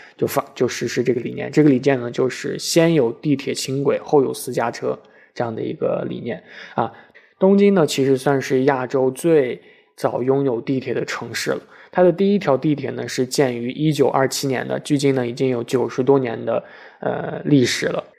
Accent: Shanxi, China; 我的家乡山西

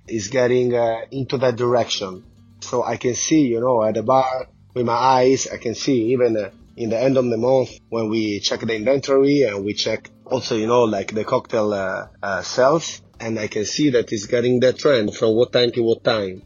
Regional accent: Italy; moved away; I come from Italy

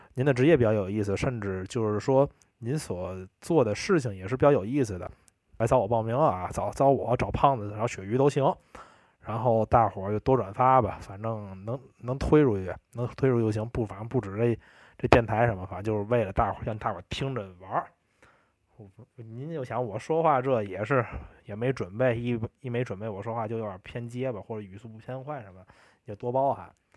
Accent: Tianjin, China; accent: Tianjin dialect; 我们天津话

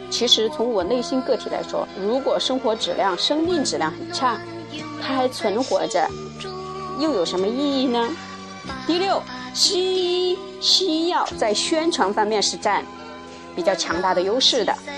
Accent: China; 我们作为华夏子孙，作为当代的一个中国人

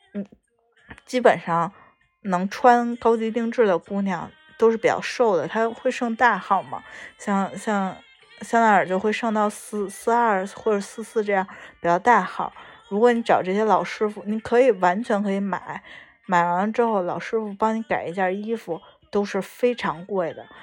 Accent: China; 我们中国人

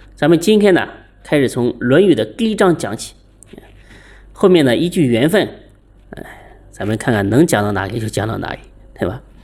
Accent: China; 我们中国人

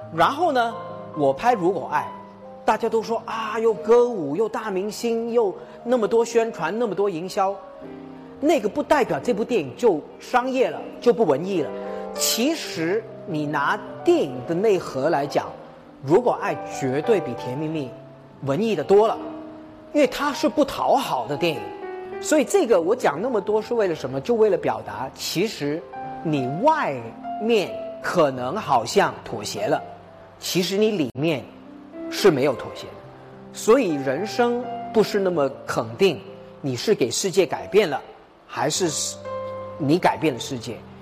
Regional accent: Hong Kong; moved away; 我家里呢，因为是华侨家庭，呃，我爸爸妈妈在泰国出生，五十年代回国建国，呃，他在北京认识，结了婚，去了香港。然后呢，在香港我出生了，我就，呃，糊糊涂涂地变成一个香港人

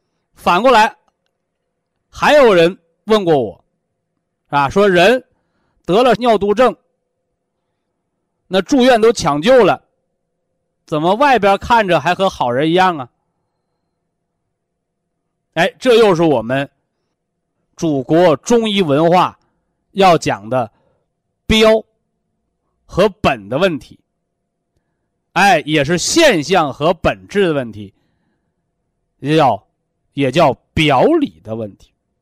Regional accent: China; 我们是中国人，啊，我们是炎黄子孙，我们是有着悠悠，是吧？五千年历史的文化人。

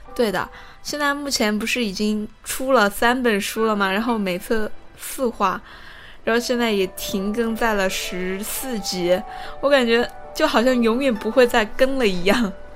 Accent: Changsha, Hunan, China; 也就是我的家乡嘛，也是长沙这一块

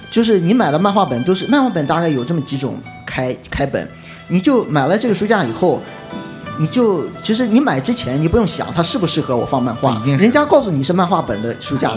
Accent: Qingdao, Shandong, China; 因为，因为我是青岛人

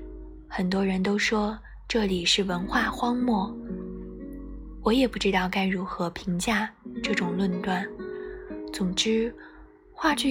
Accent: North China, China; 作为一个北方人，最容易给深圳挂上的标签便是南方。

